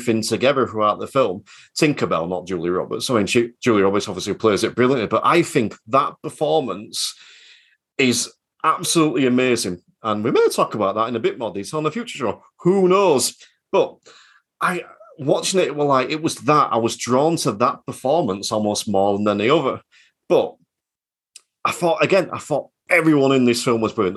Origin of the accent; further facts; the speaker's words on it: Yorkshire and the Humber, United Kingdom; I'm from Yorkshire